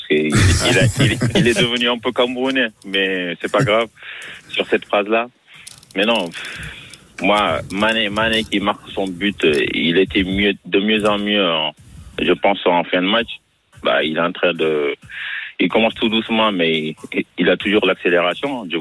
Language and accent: French; Marseille, Provence-Alpes-Côte d'Azur, France; Moi, je suis Marseillais.